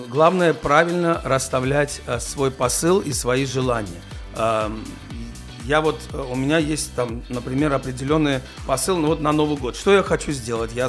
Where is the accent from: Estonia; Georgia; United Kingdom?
Georgia; я все-таки с грузин, я грузин